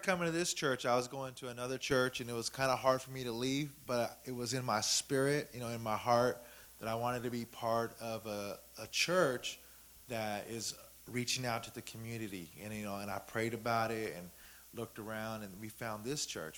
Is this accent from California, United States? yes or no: yes; Sacramento, California, United States; I'm from South Sac